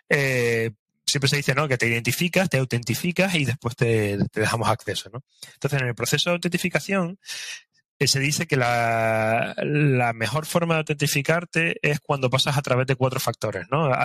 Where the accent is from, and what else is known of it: Spain